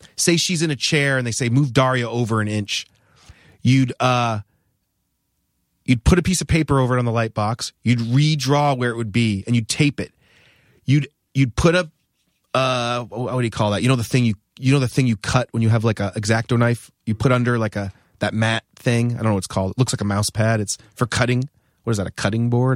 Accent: New Hampshire, United States; moved away as an adult; also born or lived in Rhode Island; I grew up in New Hampshire.

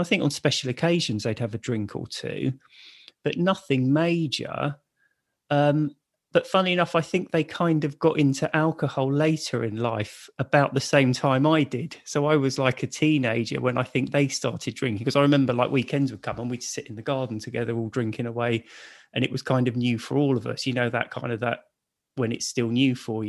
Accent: Raynes Park, London, United Kingdom; also born or lived in Hammersmith; I was born in Hammersmith Hospital, but grew up in Raines Park, which is sort of near Wimbledon. And yeah, grew up, went to school around there, spent all of my life up to my 30s, I think, living in Raines Park.

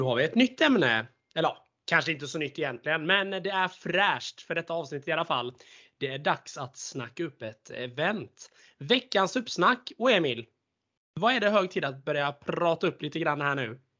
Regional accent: Småland, Sweden; accent: Småland dialect; jag är smålänning

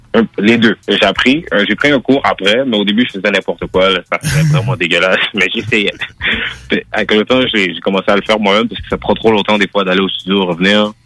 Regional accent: Montreal, Quebec, Canada; first language French; Je suis né Montréal, Québec, Hôpital Rosemont. Moi, je, suis né ici. Ma première langue, c'est vraiment le français

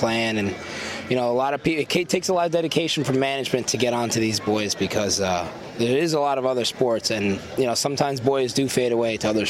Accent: New York City, New York, United States; So I'm from Queens. My parents come from Monaghan, Tome

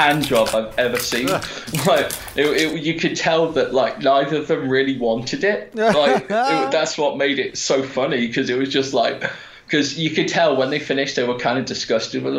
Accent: United Kingdom; we're British

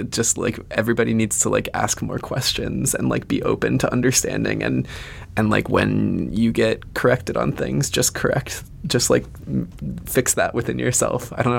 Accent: the South, United States; I grew up in the South.

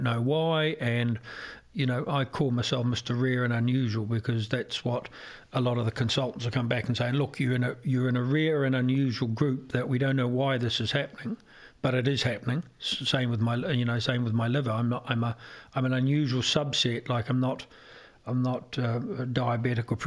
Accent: Ireland; also born or lived in New Zealand

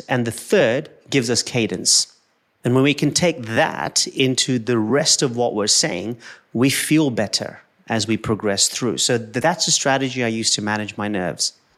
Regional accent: Kenya; I'm an Indian who was born in Kenya.

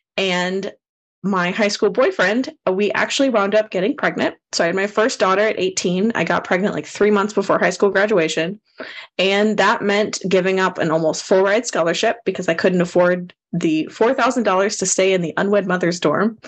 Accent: Austin, Texas, United States; I grew up here in the Austin, Texas area

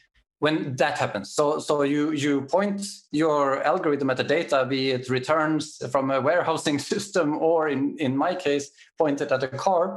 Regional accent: Sweden; now in Germany; I'm from Sweden

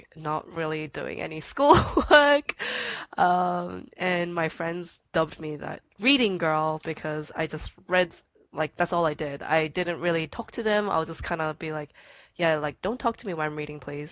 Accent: Sydney, New South Wales, Australia; I'm from Sydney, Australia

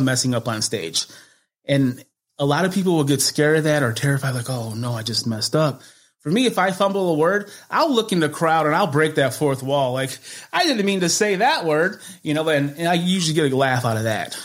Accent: Chicago, Illinois, United States; North side of Chicago, right across the street from Wrigley Field.

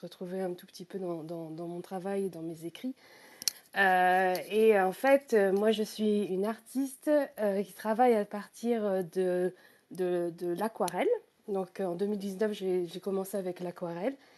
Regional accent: Normandy, France; moved away as an adult; now in United Kingdom; je suis à la base, je suis normande, donc je, vis en fait près de la, mer, à côté du Mont Saint-Michel. Donc, euh, j'ai passé tous mes week-ends en tant qu'enfant

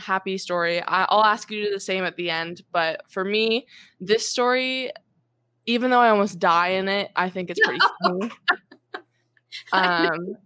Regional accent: Mission Viejo, California, United States; also born or lived in Irvine; Orange County, which is where I was born and where I was raised. I was born in Irvine. And raised in like the Lake Forest, Mission Viejo area

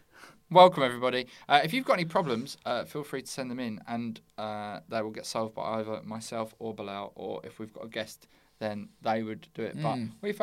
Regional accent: Bexleyheath, London, United Kingdom; I'm from Bexley Heath.

